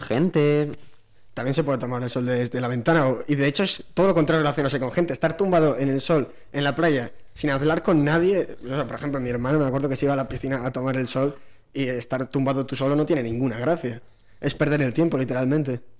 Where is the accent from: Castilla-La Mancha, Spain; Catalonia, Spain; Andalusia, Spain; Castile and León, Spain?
Castile and León, Spain; Burgos; moved away; Soy de Burgos